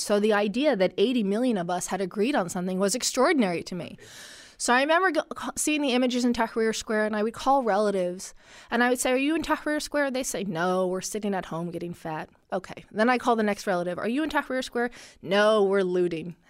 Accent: Washington, United States; first language Arabic; English is a second language; we ended up growing up in the Washington area because my dad took government work

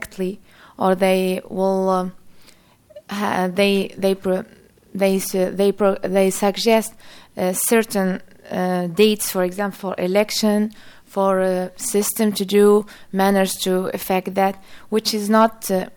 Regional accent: Tunisia; I'm from Tunisia.

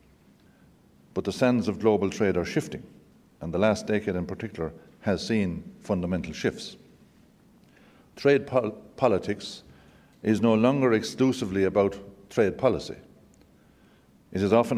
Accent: Ireland; as an Irishman coming to the United States, you feel very much at home.

